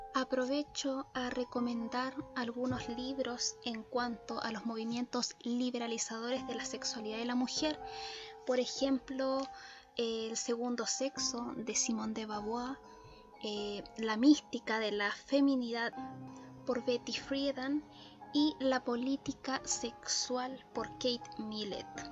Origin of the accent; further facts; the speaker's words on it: Chile; en mi país natal, Chile